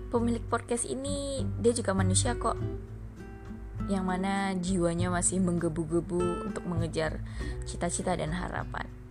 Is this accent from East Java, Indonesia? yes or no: no; Minangkabau, West Sumatra, Indonesia; ambo iko orang awak tapi aku nggak bisa bisa kali bahasa orang awak